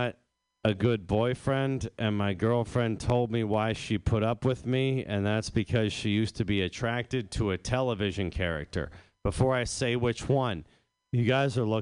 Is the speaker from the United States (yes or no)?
yes; Northeast, United States; I'm from the Northeast